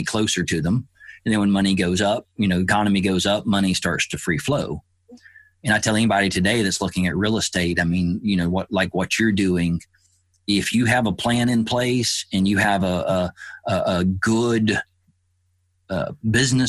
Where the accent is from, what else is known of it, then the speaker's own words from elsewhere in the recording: Alabama, United States; I grew up in the South in Alabama